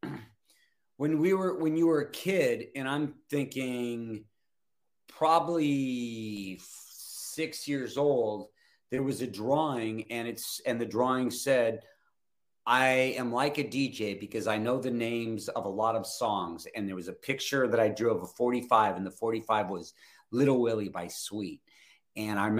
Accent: Los Angeles, California, United States; moved away as an adult; also born or lived in Van Nuys, California; now in North Carolina, United States; that's where I'm from. I'm still, and even though I haven't lived in Hollywood for a long time, I still say I'm from Hollywood

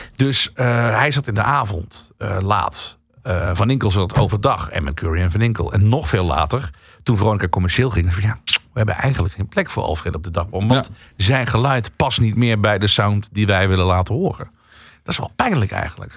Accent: Central Limburg, Netherlands; accent: Limburgish; moved away; ik kom eigenlijk uit Midden-Limburg.

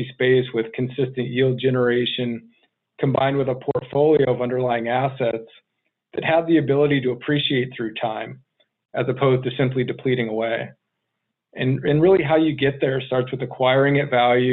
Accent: Chicago, Illinois, United States; moved away as an adult; also born or lived in Arizona; I grew up just outside of Chicago, joined the Air Force immediately after high school

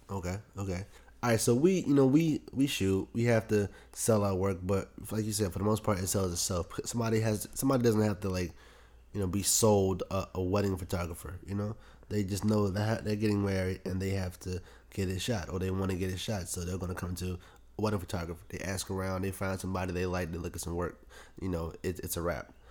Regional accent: Prince George's County, Maryland, United States; raised in P G County

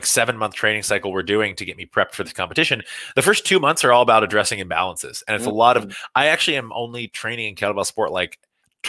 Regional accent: Bardstown, Kentucky, United States; I was born in Kentucky and I grew up in Bardstown, Kentucky

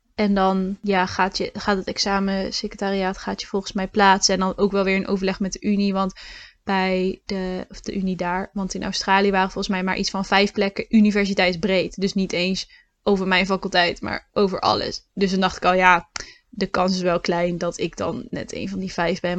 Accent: Lichtenvoorde, Gelderland, Netherlands; moved away as an adult; now in Utrecht, Netherlands; Oorspronkelijk kom ik uit Lichtenvoorde, uit de Achterhoek.

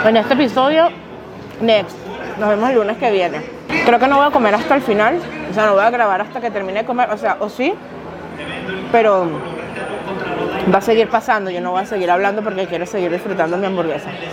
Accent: Venezuela; Yo soy de Venezuela.

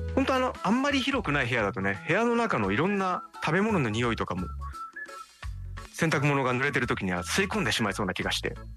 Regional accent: Tokyo, Japan; 僕はね東京出身で

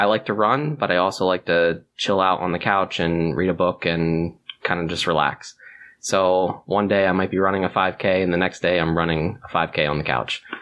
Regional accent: near Philadelphia, Pennsylvania, United States; moved away; I grew up near Philadelphia as well

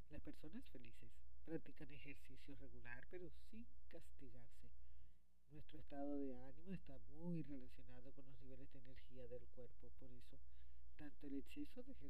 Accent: Barranquilla, Atlántico, Colombia; desde Barranquilla, Colombia.

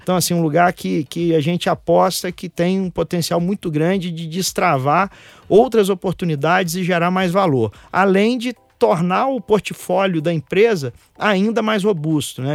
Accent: Itaperuna, Rio de Janeiro, Brazil; eu sou da roça, eu sou lá de Itaperuna, interior do estado do Rio de Janeiro

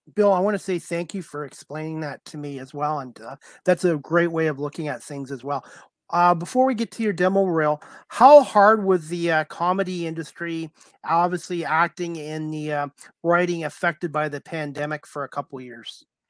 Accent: Canada; I'm Canadian

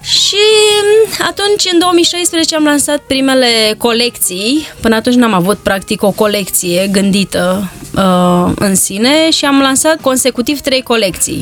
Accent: Bârlad, Vaslui County, Romania; eu am copilărit în Bârlad și vin dintr-o familie modestă

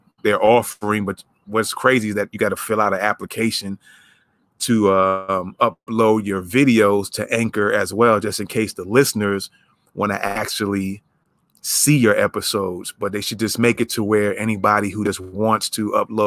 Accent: New York, United States; New York, my home state

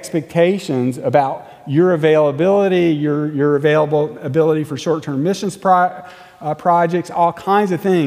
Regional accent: United States

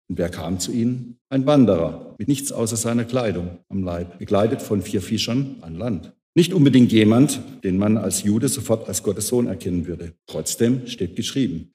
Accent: Kreilsheim, Baden-Württemberg, Germany; in Kreilsheim, meiner Heimat

